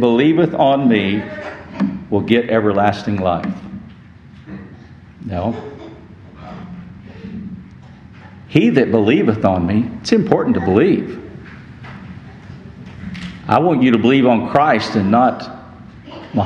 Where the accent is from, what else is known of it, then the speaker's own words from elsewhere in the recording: West Texas, United States; I grew up in West Texas